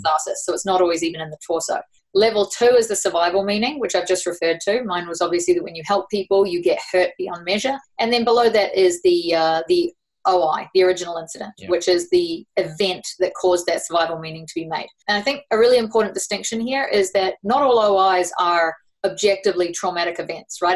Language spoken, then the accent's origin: English; New Zealand; accent: New Zealand; also born or lived in Sydney, Australia; now in Fernie, Canada; I was born in Sydney and raised in New Zealand. That's what the accent's about.